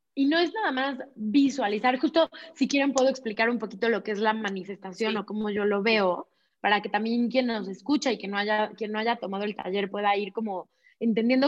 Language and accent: Spanish; Puebla, Mexico; moved away as an adult; also born or lived in Barcelona, Spain; yo nací en Puebla, ahí vivía en Puebla